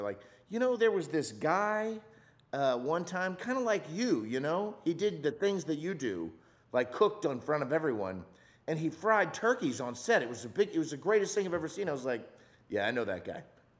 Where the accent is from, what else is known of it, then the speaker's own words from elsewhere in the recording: Louisiana, United States; He grew up in it, and growing up in South Louisiana, you're just around food all the time. Everybody's a cook and everybody eats all the time.